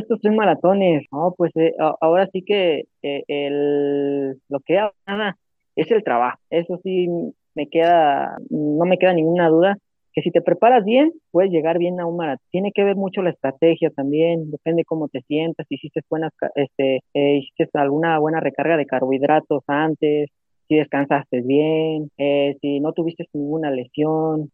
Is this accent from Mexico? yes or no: yes; Jalisco, Mexico; primero jalisciense